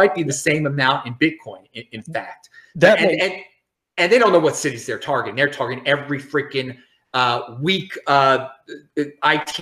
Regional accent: Baltimore, Maryland, United States; I am from Baltimore

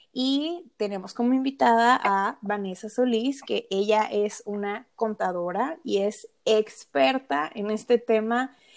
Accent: Mexico; Soy mexicana, emprendedora

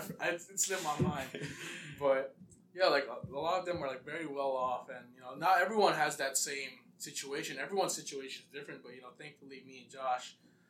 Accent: Saipan, Northern Mariana Islands; moved away as an adult; I'm from Saipan. I was born in Saipan.

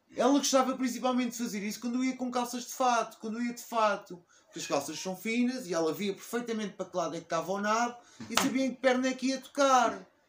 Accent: Portugal; eu cresci em Portugal e adoro em Portugal

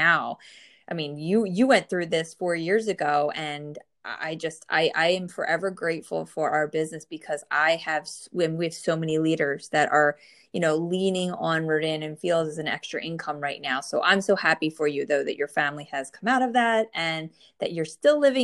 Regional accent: New Jersey, United States; born or raised there

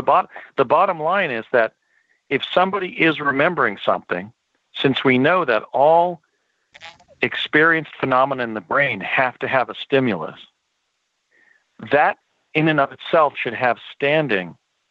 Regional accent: United States; We grew up in the United States at a time when there were still fields and woodlands near our homes.

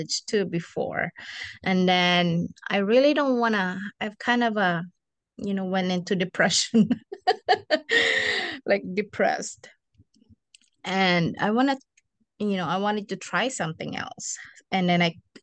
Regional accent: Philippines; moved away as an adult; now in United States; I'm from the Philippines, and I came here in the U.S. in 2013.

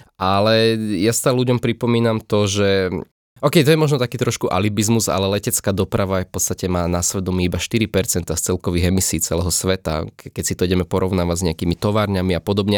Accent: Slovakia; ja som odtiaľto a tu mám nejaké také svoje korene

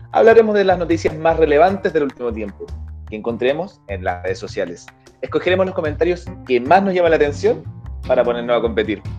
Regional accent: Chile; Les cuento que soy de Chile

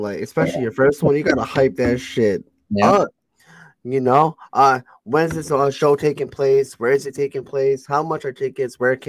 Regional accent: Connecticut, United States; I'm from Connecticut.

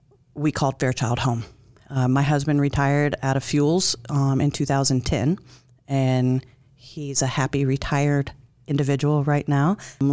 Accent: Alabama, United States; also born or lived in Minot, North Dakota; I was born in Minot, North Dakota. I don't remember it. I don't really claim it, only because I was a baby when we moved. I do claim Alabama.

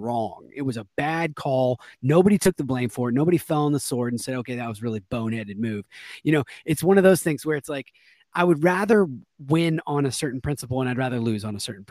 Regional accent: Seattle, Washington, United States; I'm from Seattle

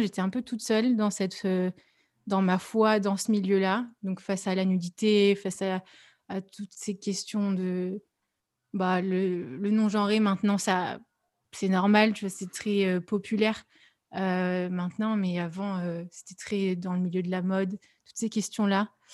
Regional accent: Lyon, Auvergne-Rhône-Alpes, France; je suis lyonnaise

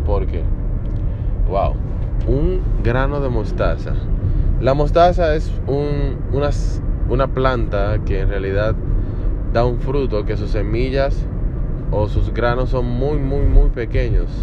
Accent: Dominican Republic; Me dedico a la educación en la República Dominicana, de donde soy

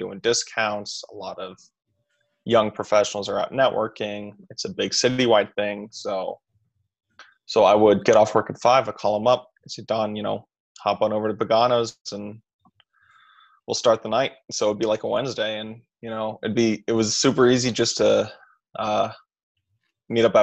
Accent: California, United States; moved away as an adult; also born or lived in Greenwich, Connecticut; now in Philadelphia, United States; I have lived in California for as long as I can remember. I was born in Greenwich, Connecticut

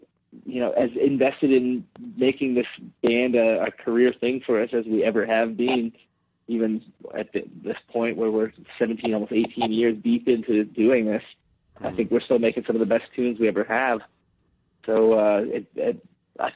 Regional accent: Canada; we are both Canadian

